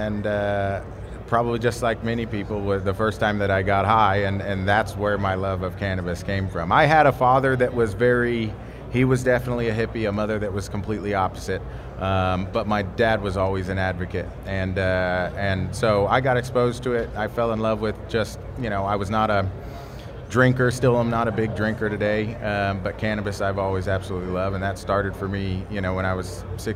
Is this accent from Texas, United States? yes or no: yes; Texas, United States; From Texas